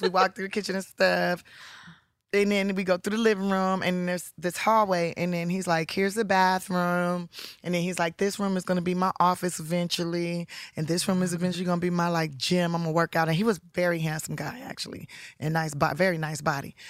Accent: Los Angeles, California, United States; I'm from South Central Los Angeles

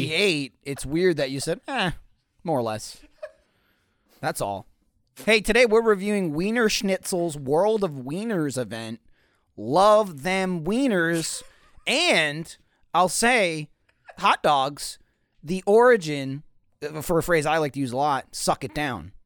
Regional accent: East Coast, United States; moved away; I grew up on the East Coast

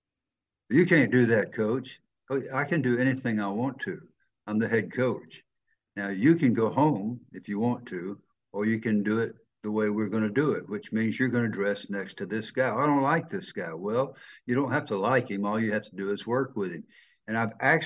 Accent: the South of the United States, United States; accent: Southern

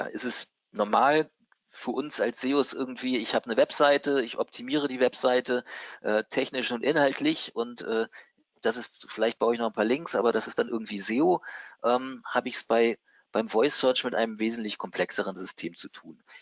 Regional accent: Hamburg, Germany; ich als Hamburger ähm, habe vielleicht einen etwas anderen Akzent und verwende andere Worte als andere Leute.

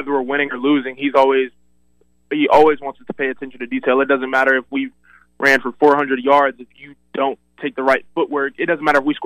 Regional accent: Florida, United States; I grew up in Florida, and I grew up watching Florida State.

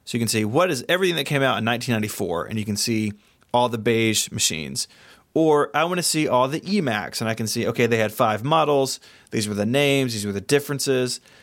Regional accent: Tennessee, United States; I'm from Tennessee

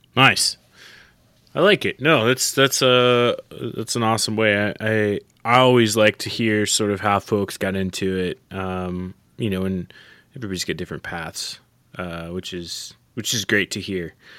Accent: southeastern Oklahoma, United States; moved away; I'm from Oklahoma, southeastern Oklahoma originally

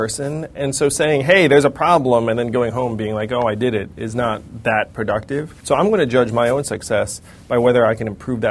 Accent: United States; I'm an American

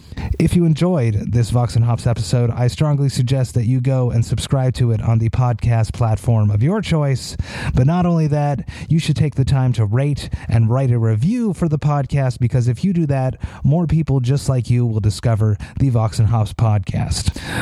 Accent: Montreal, Quebec, Canada; So stoked that there is a new metal-themed craft beer bar in my hometown. It is in Hochelaga. I live in Villeray.

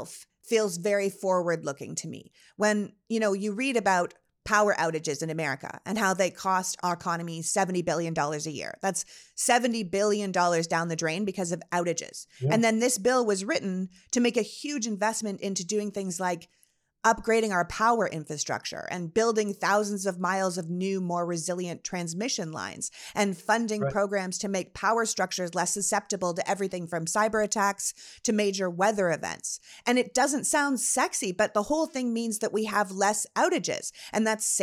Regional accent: Toronto, Ontario, Canada; When I grew up in Toronto, people used to say there were two seasons, winter and construction.

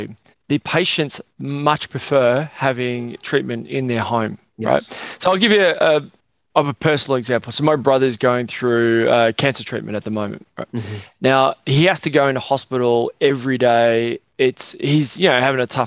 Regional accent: Melbourne, Victoria, Australia; I was born in Melbourne, Australia.

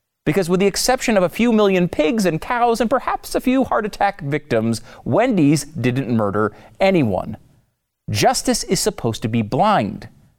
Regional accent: Connecticut, United States; now in Texas, United States; I grew up in Connecticut. I was not a particularly we were not a big gun family. I now live in Texas, where I think it's required by law.

